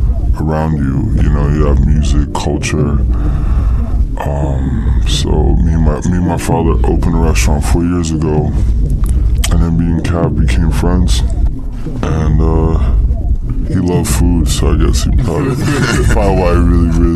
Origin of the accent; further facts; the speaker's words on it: New Orleans, Louisiana, United States; I grew up in the French Quarter. I grew up in New Orleans, and I mean, being Latino